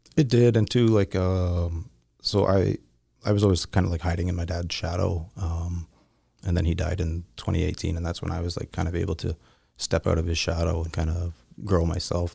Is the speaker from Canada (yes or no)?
yes; Southern Ontario, Canada; I'm from Southern Ontario